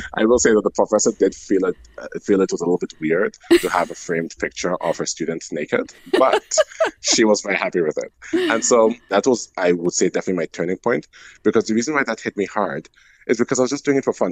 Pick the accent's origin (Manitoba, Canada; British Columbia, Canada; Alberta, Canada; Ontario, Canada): Alberta, Canada; Calgary; I'm Franco Albertan, so I'm francophone from Calgary.